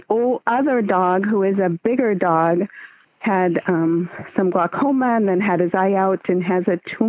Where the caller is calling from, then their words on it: San Francisco Bay Area, East Bay, California, United States; I'm calling in from the San Francisco Bay Area, the East Bay, really.